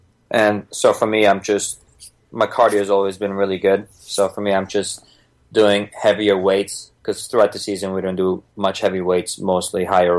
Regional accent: Bosnia & Herzegovina; moved away; I was born in Bosnia, ex-Yugoslavia back then, 1987.

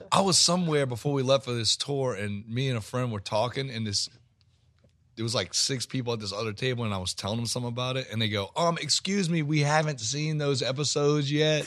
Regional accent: Metairie, Louisiana, United States; born or raised there; also born or lived in New Orleans

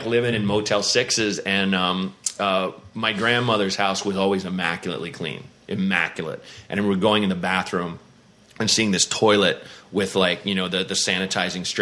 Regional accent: Portland, Oregon, United States; also born or lived in Evanston, Illinois / Santa Barbara, California; they drove north to Portland, where I grew up

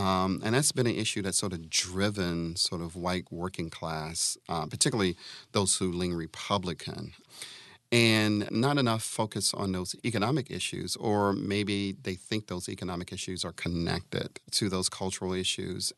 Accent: Atlanta, Georgia, United States; my home state of Georgia, I grew up in Atlanta

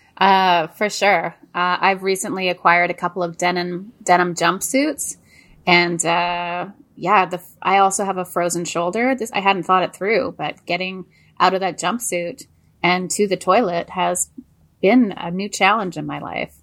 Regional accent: Montreal, Quebec, Canada; moved away; I grew up in Montreal and Quebec

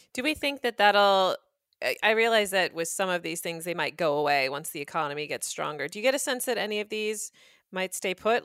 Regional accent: United States; as an American

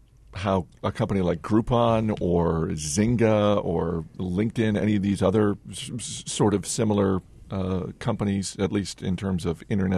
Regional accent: Homer, Alaska, United States; There's even a profile for the Beluga Lake Monster in my hometown of Homer, Alaska.

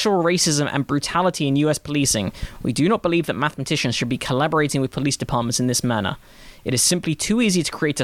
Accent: London, United Kingdom; growing up in London.

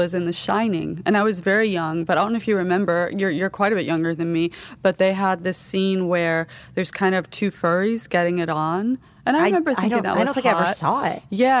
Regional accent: United Kingdom; now in Florida, United States; that's why we came from England to Florida, because they recruited a lot of writers from England because of the tabloid style, and they hooked them up with green cards.

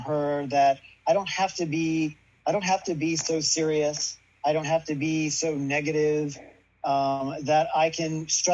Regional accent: Louisiana, United States; I'm from Louisiana, from a conservative family

